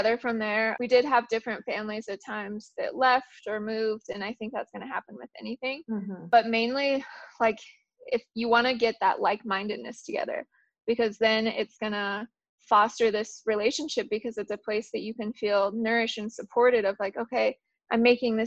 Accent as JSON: {"language": "English", "region": "Colorado", "country": "United States", "tie": "born or raised there", "also_born_or_lived": "Kansas", "said": "I grew up mainly in Colorado, but I did live in Kansas when I was very young"}